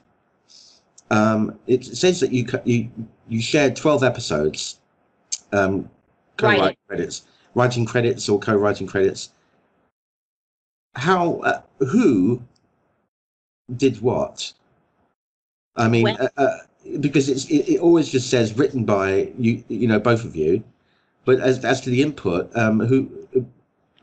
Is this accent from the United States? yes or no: no; United Kingdom; I'm a Brit